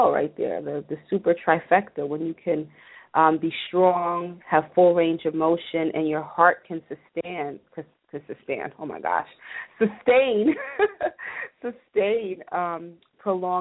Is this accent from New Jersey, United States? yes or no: yes; New Jersey, United States; I'm from Jersey, so we are big house music fans